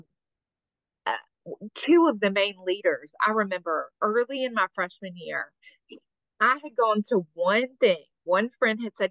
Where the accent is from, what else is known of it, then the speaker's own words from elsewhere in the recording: Mobile, Alabama, United States; I'm from Mobile.